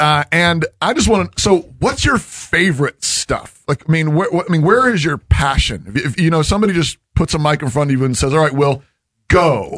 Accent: Alaska, United States; now in Maryland, United States; I was from Alaska.

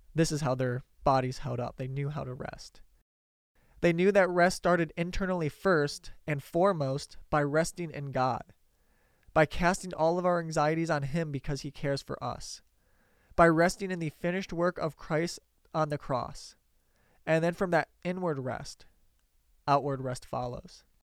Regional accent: Detroit, Michigan, United States; I grew up around Detroit

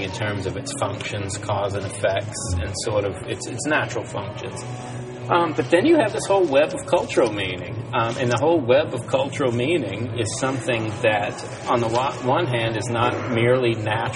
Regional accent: Virginia, United States; I'm from Virginia, so we had vampires in our neighborhood

